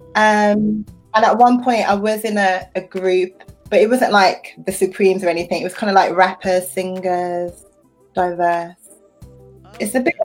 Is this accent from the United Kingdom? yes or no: yes; United Kingdom; I'm British, I'm a woman, I'm young